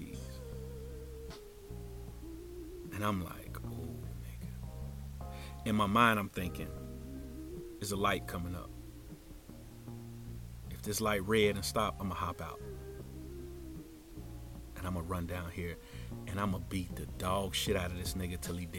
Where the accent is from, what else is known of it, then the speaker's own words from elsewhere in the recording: Cincinnati, Ohio, United States; moved away as an adult; also born or lived in Tampa, Florida; every time I would come home to Cincinnati